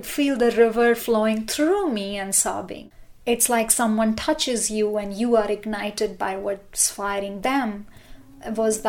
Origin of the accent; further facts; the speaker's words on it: India; moved away as an adult; now in Boulder, United States; I was born and brought up in India, and when I came to this country in 2001